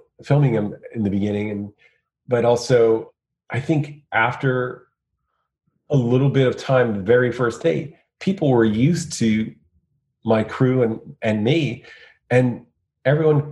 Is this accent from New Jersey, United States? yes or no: yes; Point Pleasant, New Jersey, United States; growing up in Point Pleasant